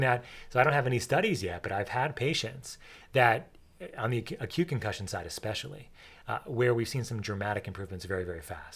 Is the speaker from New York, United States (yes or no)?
yes; New York, United States; I grew up in New York